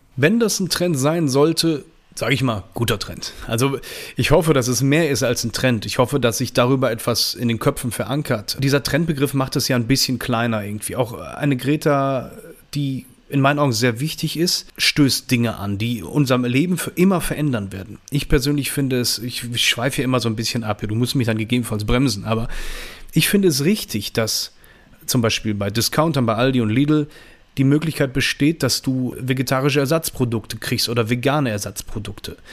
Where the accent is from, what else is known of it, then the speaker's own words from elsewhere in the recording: Düsseldorf, North Rhine-Westphalia, Germany; ich komme aus Düsseldorf, bin 41 Jahre alt